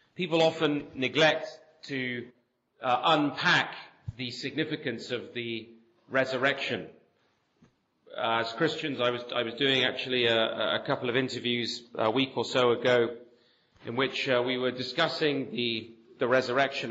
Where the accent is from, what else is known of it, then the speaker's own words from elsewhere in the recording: near Bath, South West England, United Kingdom; moved away as an adult; also born or lived in Birmingham / Nottingham / Sheffield / London; now in Canada; I grew up here in England. I grew up uh, in the southwest, actually, near Bath, uh, where my father was a pastor